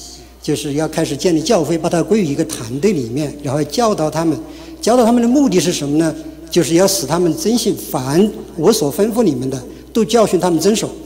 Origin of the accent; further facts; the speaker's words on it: China; 我就是呃，我是从国内大陆来的，呃，九五年信主的